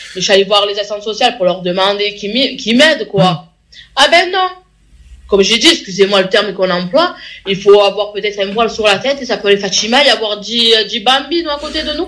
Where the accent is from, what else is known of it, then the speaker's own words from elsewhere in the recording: France; on est quand même chez nous, en France